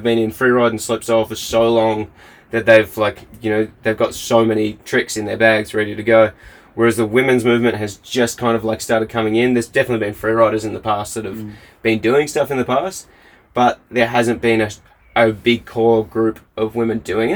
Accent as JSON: {"language": "English", "country": "Australia", "moved": "as an adult", "lives_now": "Queenstown, New Zealand", "said": "as an Australian"}